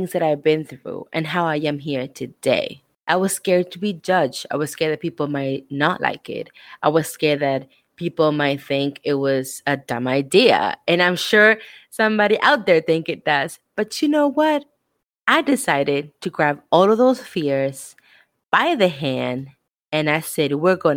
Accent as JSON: {"language": "English", "country": "Argentina", "moved": "yes", "said": "I am from Argentina"}